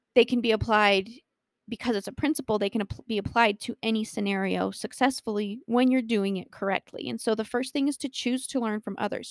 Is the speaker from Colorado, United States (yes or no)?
yes; Colorado, United States; I was born and raised in Colorado and live here with my wonderful husband of six years